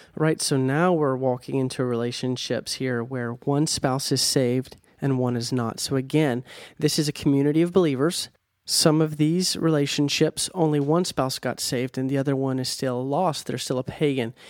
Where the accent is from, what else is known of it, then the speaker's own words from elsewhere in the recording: United States; I'm American.